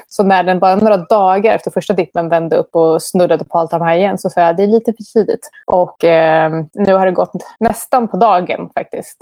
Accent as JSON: {"language": "Swedish", "country": "Sweden", "moved": "yes", "lives_now": "Buenos Aires, Argentina", "said": "Jag är väldigt svensk"}